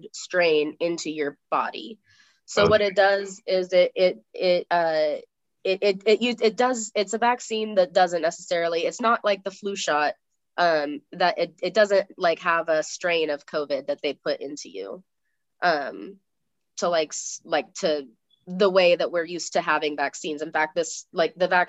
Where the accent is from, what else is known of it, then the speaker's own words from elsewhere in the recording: United States; we're both American